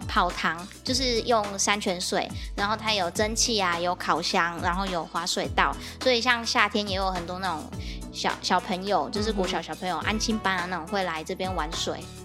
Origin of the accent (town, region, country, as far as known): Dakeng farm, Tainan, Taiwan; born or raised there